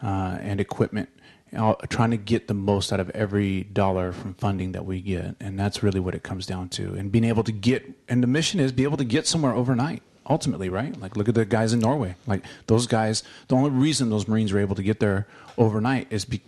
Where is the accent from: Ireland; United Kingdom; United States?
United Kingdom; No, I'm British.